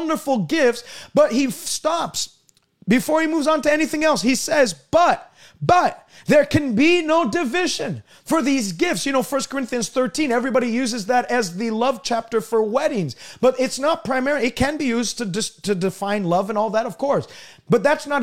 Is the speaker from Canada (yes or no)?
yes; Canada